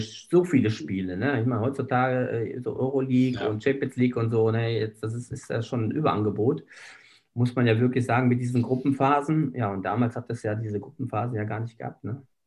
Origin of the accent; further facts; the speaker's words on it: Bönen, North Rhine-Westphalia, Germany; moved away as an adult; now in Bochum, Germany; ich komme da aus der Ecke äh, Böen, das liegt ja bei Unna